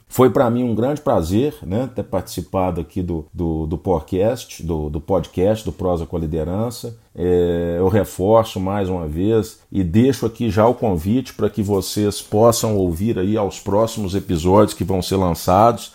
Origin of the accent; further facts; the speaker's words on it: Brazil; nós, como bons brasileiros